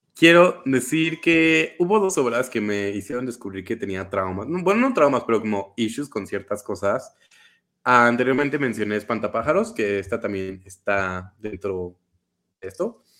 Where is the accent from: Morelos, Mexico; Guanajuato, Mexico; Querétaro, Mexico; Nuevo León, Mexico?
Querétaro, Mexico; soy de Querétaro